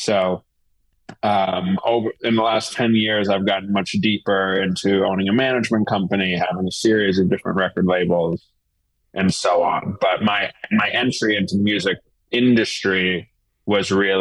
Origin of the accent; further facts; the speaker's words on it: New York City, New York, United States; now in Philadelphia, United States; I grew up in New York City